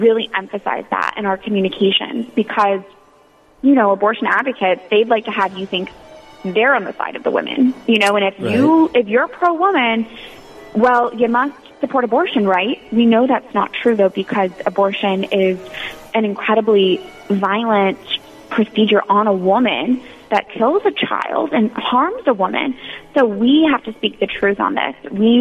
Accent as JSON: {"language": "English", "region": "Florida", "country": "United States", "tie": "born or raised there", "moved": "as an adult", "lives_now": "Washington, D.C., United States"}